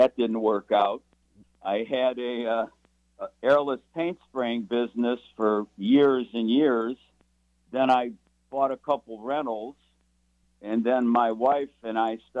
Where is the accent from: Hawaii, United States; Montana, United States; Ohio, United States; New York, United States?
Ohio, United States; Cleveland; I'm from Cleveland, Ohio.